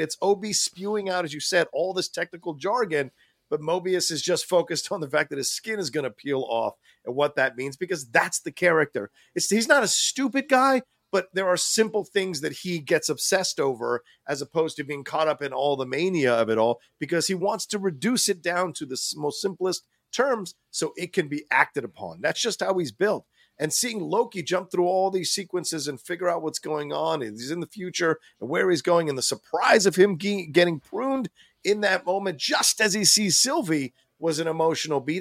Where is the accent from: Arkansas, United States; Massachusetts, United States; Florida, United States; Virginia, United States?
Virginia, United States; growing up in Virginia, you know, we didn't have a lot of money